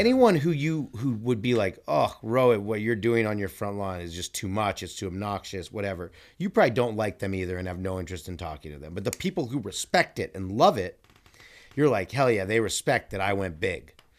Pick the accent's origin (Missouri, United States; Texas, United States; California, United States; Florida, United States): California, United States; I'm from California too